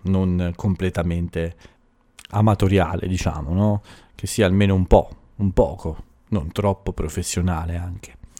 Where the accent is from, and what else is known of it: Italy; moved away